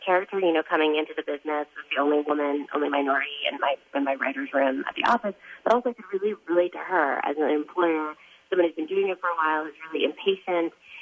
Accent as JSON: {"language": "English", "town": "Boston", "region": "Massachusetts", "country": "United States", "tie": "born or raised there", "moved": "yes", "said": "when I was younger and growing up in Boston"}